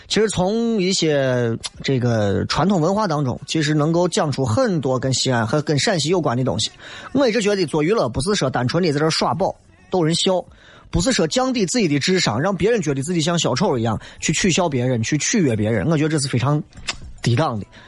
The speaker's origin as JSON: {"language": "Chinese", "town": "Xi'an", "region": "Shaanxi", "country": "China", "said": "作为一个西安人，作为一个陕西人"}